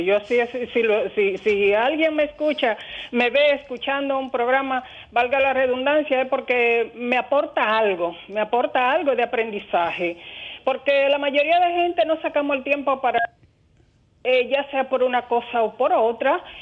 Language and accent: Spanish; El Seibo, Dominican Republic; now in La Romana, Dominican Republic; yo soy del Seibo, vecina, pero ya eh, tengo, o sea, soy adoptada, tengo la, nacionalidad